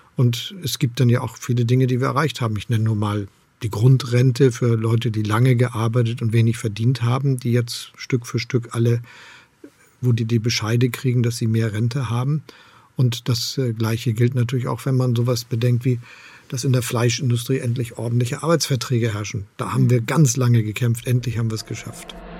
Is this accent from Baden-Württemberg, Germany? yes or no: no; Hamburg, Germany; moved away as an adult; now in Potsdam, Germany; Ich bin gerne in Hamburg aufgewachsen und Bürgermeister gewesen. Jetzt lebe ich in Brandenburg in Potsdam